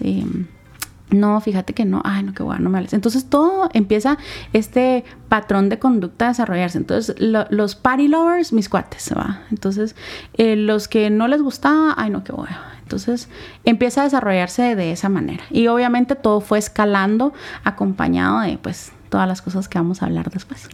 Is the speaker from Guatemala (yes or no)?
yes; Santa Lucía Cotzumalguapa, Escuintla, Guatemala; moved away; also born or lived in Guatemala City; mi familia, ambos papás trabajaban en, Santa Lucía, Cotzumalguapa, que es un, lugar que está al sur del país, ¿verdad? Está, es, pertenece a Escuintla. Entonces, desde pequeña me llevan para allá